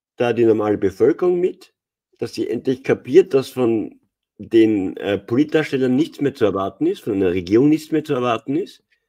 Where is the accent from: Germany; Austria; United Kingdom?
Austria; bei uns in Österreich